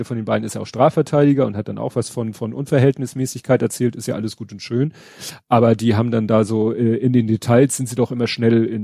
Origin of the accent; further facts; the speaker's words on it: Hamburg, Germany; Genau, und das wusste ich nicht, muss ich zugeben, als Hamburger.